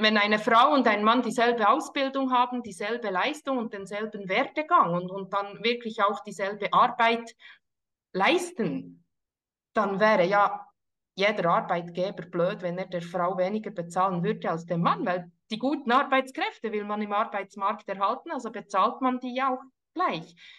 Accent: Burgdorf, Bern, Switzerland; sind beide in Burgdorf aufgewachsen

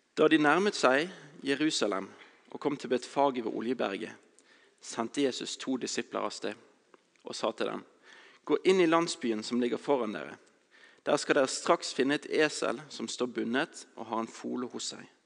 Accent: Bergen, Vestland, Norway; jeg kommer fra Bergen

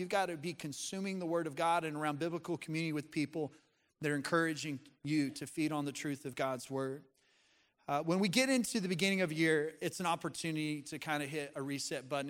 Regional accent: Colorado, United States; moved away as an adult; now in Arkansas, United States; I was born and raised in Colorado, but I've been here for almost twenty years now.

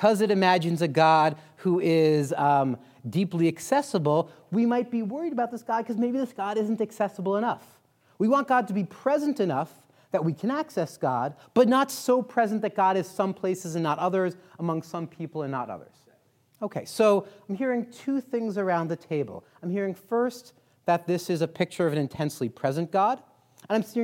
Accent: New York, United States; now in Colorado, United States; I'm a New Yorker originally

